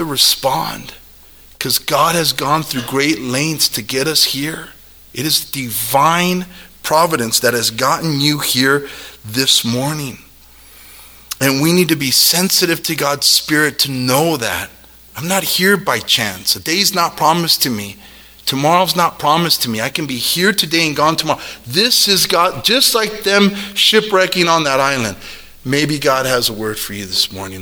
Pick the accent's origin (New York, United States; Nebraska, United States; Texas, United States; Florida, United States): Nebraska, United States; Omaha; Growing up in South Omani